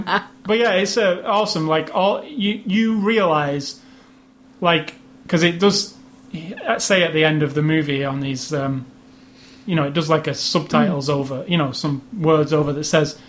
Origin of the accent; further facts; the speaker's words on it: United Kingdom; it's also British, which I'm kind of, I have a, you know, yes. I'm British.